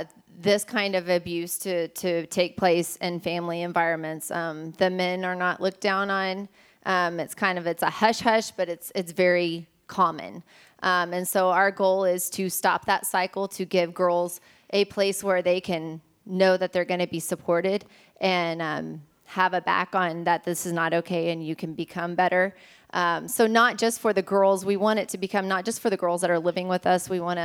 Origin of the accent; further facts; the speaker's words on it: Ecuador; So growing up in Ecuador, we're surrounded by teen girls that obviously live in abusive situations